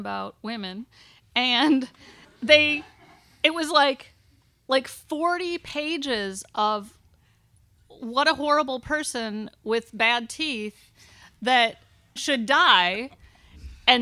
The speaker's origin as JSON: {"language": "English", "country": "United States", "tie": "born or raised there", "said": "As a woman growing up in America"}